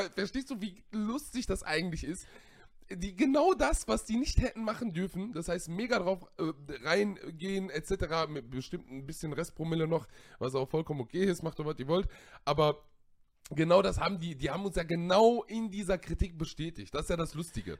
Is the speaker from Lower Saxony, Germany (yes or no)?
no; Siegburg, North Rhine-Westphalia, Germany; Ich bin in Siegburg geboren, ich habe Familie in Siegburg, in Köln